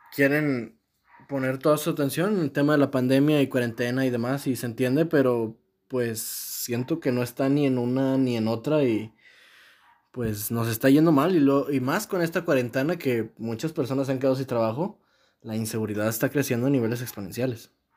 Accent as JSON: {"language": "Spanish", "country": "Mexico", "said": "como mexicano"}